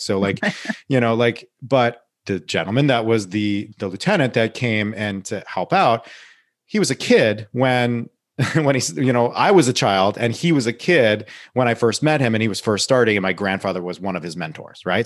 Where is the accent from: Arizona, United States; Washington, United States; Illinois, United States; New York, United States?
New York, United States; Saugerties; my hometown, Sargades, New York, where I s, grew up